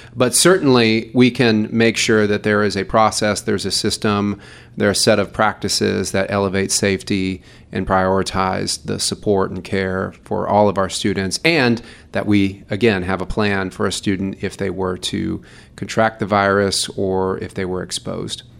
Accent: Louisville, Kentucky, United States; moved away; I'm from Louisville, Kentucky.

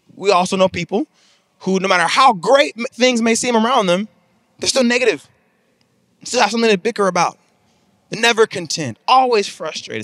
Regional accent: Mississippi, United States; now in Texas, United States; I come from Mississippi, and I live in Texas now

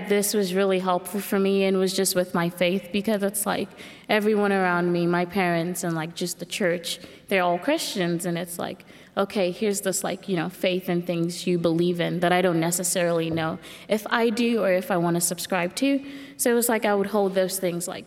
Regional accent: Nigeria; moved away; I grew up in Nigeria

